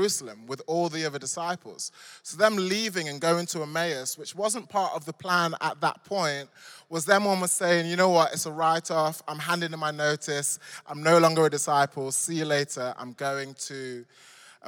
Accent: Nottingham, East Midlands, United Kingdom; moved away as an adult; now in London, United Kingdom; I grew up in the Midlands in a place called Nottingham, Robin Hood country.

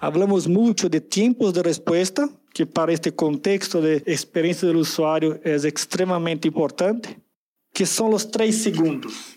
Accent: São Paulo, Brazil; Spanish is a second language; Soy de San Pablo, Brasil

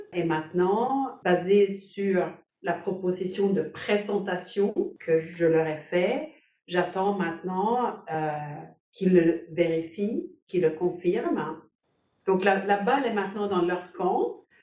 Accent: Sweden; also born or lived in Denmark / China / Paris; now in Poland

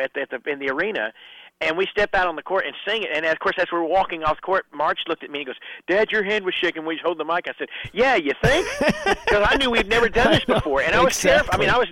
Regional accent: Kentucky, United States; Well, in my hometown up in Kentucky, they wanted to do a CD release kind of thing.

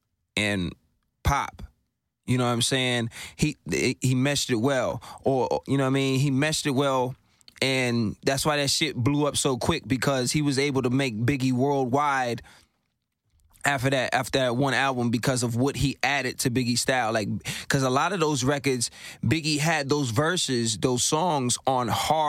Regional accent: Brooklyn, New York, United States; I'm from Brooklyn, son.

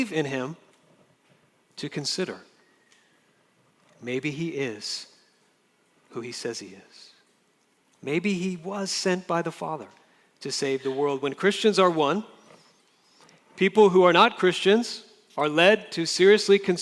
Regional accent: Jacksonville, Florida, United States; now in Orange, United States; In Florida, where I grew up in Jacksonville, Florida

